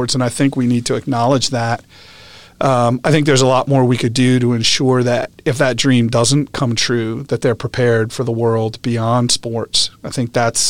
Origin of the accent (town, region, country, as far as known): upstate New York, United States; born or raised there; moved away; also born or lived in West Lafayette, Indiana